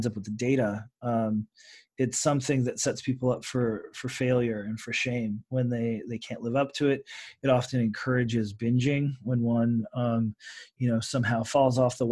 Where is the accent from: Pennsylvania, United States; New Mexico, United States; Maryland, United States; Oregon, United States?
Oregon, United States; my home state of Oregon